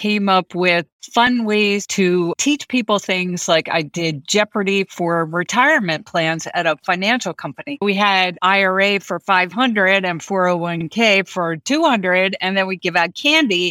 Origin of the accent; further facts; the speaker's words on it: East Coast, United States; moved away as an adult; now in Los Angeles, United States; what I grew up with on the East Coast